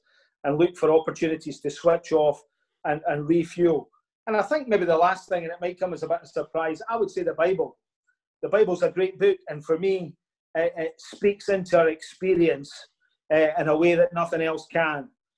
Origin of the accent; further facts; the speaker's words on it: Larbert, Scotland, United Kingdom; My hometown is Larbert, which is just next to Stennismuir.